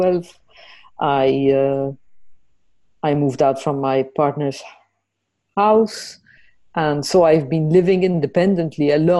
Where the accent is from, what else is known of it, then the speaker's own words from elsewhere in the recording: Malta; moved away as an adult; now in Netherlands; I'm from Malta and I live in the Netherlands. I've been here for a bit more than 10 years, 10 and a half years.